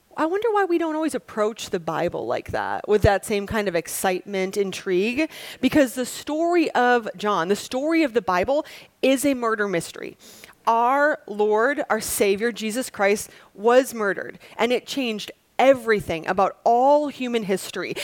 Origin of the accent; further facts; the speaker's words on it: Wisconsin, United States; I'm from Wisconsin